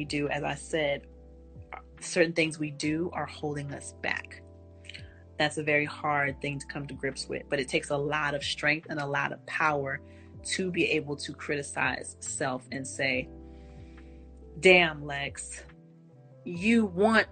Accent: Texas, United States; I'm from Texas

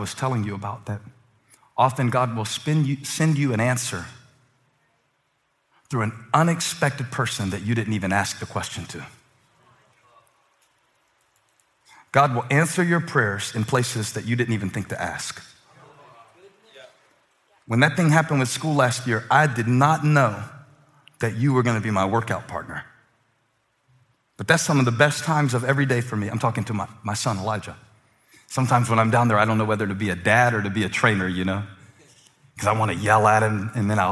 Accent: Moncks Corner, South Carolina, United States; born or raised there

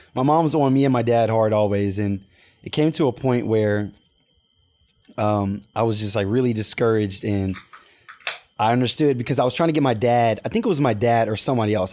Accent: Pearland, Texas, United States; moved away as an adult; now in Baton Rouge, United States; grew up in Pearland, Texas, in Texas, Houston, Texas

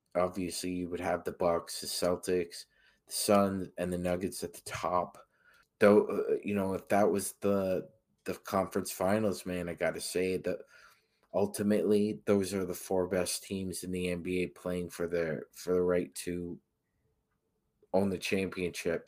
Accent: Toronto, Ontario, Canada; born or raised there

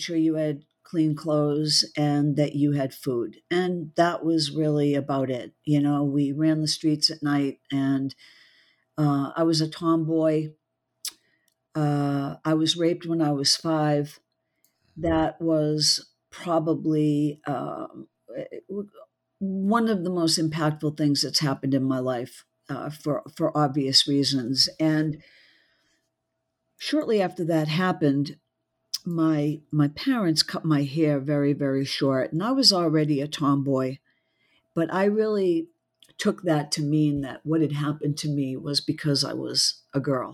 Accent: just outside of Boston, Massachusetts, United States; moved away as an adult; also born or lived in Mississippi; I was born just outside of Boston, so I'm a Yankee through and through

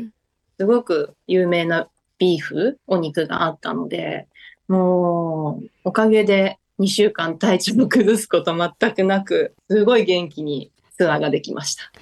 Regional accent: Yamato, Kumamoto, Japan; moved away as an adult; also born or lived in Tokyo; 私の地元は山間部の方で大和町というところ

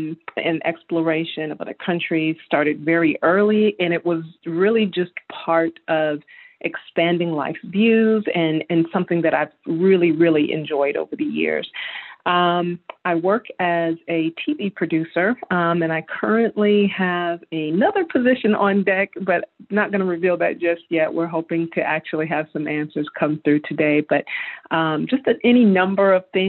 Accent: Chicago, Illinois, United States; born there; also born or lived in Houston, Texas; I was born in Chicago. I consider Houston, Texas home, and I split my time currently between Knoxville, Tennessee and Atlanta, Georgia.

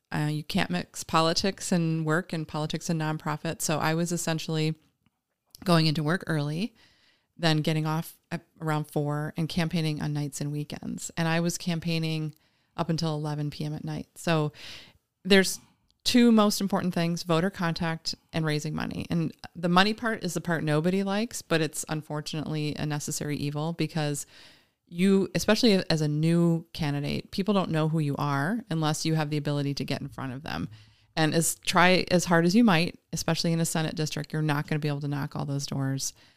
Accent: Green Bay, Wisconsin, United States; also born or lived in Philadelphia / Madison; now in Appleton, United States; I grew up in Green Bay.

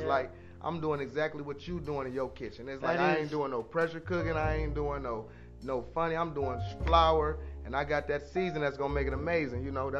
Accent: Cleveland, Ohio, United States; moved away as an adult; also born or lived in North Carolina; I'm from Cleveland. So, my parents used to take me, me and my little brother to the lake, Lake Erie, all the time, like for the weekend

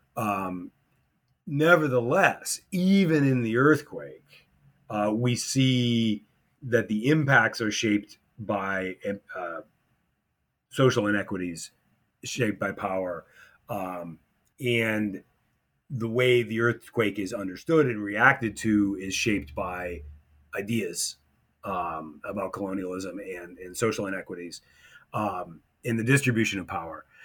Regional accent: United States; moved away as an adult; also born or lived in Morocco; being an American at an American school

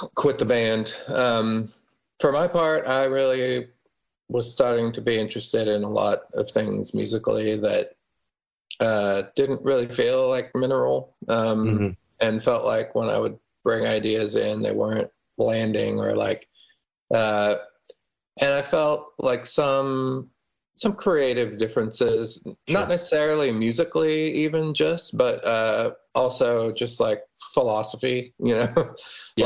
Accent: Denver, Colorado, United States; moved away; also born or lived in Austin; growing up in Denver

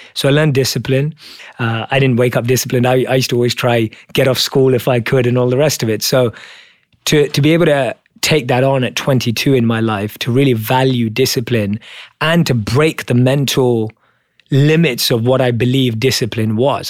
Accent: London, United Kingdom; I was born and raised in London as a normal Indian kid

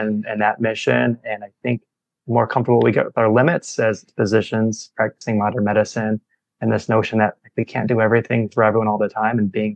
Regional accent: St. Louis, Missouri, United States; now in Chicago, United States; I grew up in St. Louis

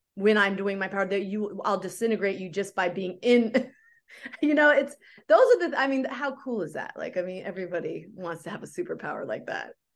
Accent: Oakland, California, United States; moved away as an adult; also born or lived in Berkeley, California / Los Angeles, California; I grew up doing theater in the Bay Area. I'm from Oakland

